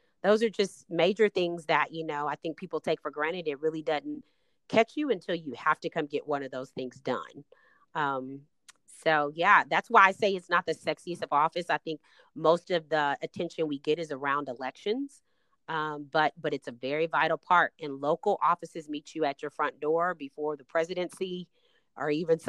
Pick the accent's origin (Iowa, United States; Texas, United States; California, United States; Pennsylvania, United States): Texas, United States; Austin; So I came here from Austin, attended Texas Southern University, and I started my career in public service as a congressional intern.